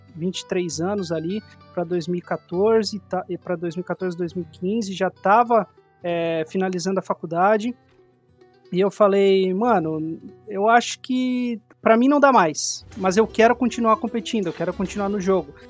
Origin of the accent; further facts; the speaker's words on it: Joinville, Santa Catarina, Brazil; eu não sou de São Paulo, né? Eu sou de Joinville, Santa Catarina